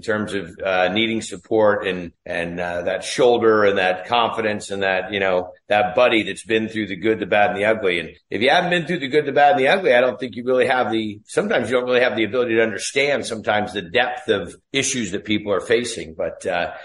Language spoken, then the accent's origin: English; Ferndale, California, United States; that's a little town that I was raised in, a little town called Ferndale